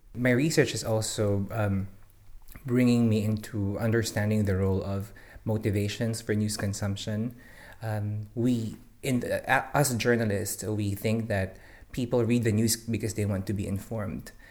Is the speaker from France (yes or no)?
no; Philippines; moved away as an adult; now in Singapore; I'm originally from the Philippines, um, where I work as a newspaper reporter for six years